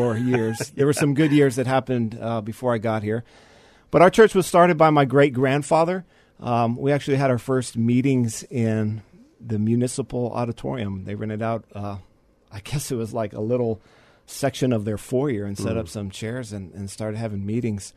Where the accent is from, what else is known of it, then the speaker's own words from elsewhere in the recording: San Antonio, Texas, United States; born and raised here, went to high school here at our local Christian school, and grew up in the church